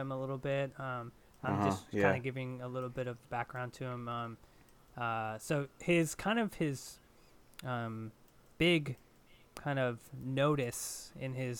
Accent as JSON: {"language": "English", "region": "New Jersey", "country": "United States", "said": "I'm from New Jersey"}